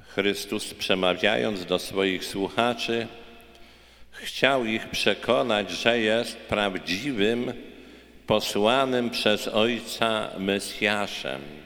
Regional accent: Poland; now in United States; wielu naszych rodaków, Polaków

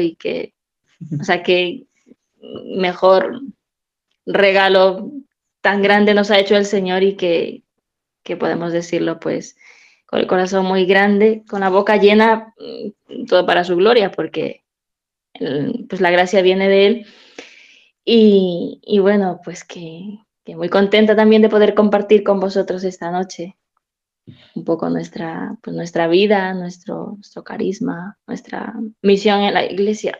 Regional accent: Peru; moved away as an adult; also born or lived in Spain; now in Madrid, Spain; soy peruana

